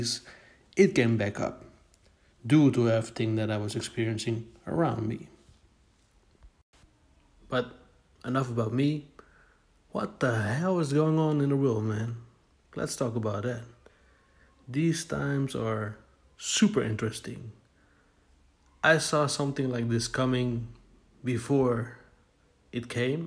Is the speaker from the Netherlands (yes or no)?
yes; Netherlands; I'm from the Netherlands in Europe.